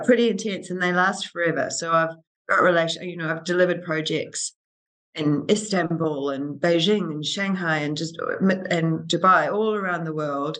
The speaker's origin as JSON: {"language": "English", "country": "New Zealand", "also_born_or_lived": "Auckland / Australia / London / New York", "moved": "as an adult", "said": "I am a New Zealander, so I studied architecture in Auckland"}